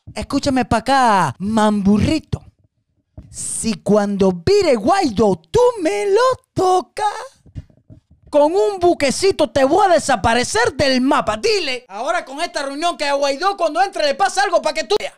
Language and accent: Spanish; Cuba; moved away; also born or lived in Buenaventura; como cubano, porque yo quiero que mi Cuba sea libre